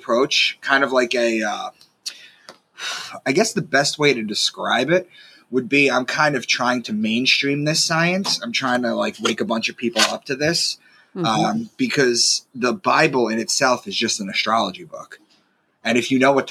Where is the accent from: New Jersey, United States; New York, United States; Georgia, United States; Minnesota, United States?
New York, United States; Long Island; moved away as an adult; also born or lived in Boston; I'm from Long Island, and I had moved to Boston for a job